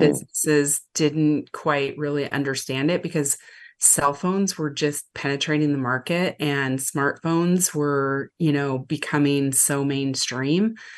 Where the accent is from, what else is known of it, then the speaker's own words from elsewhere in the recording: Lincoln, Nebraska, United States; also born or lived in Omaha, Nebraska; I actually grew up down the road from Omaha and Lincoln, Nebraska, so I've been a mid, Midwest girl my whole life.